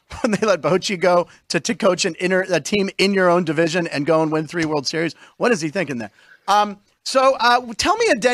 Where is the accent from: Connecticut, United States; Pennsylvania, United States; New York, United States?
Pennsylvania, United States; Pittsburgh; I'm born and raised in Pittsburgh.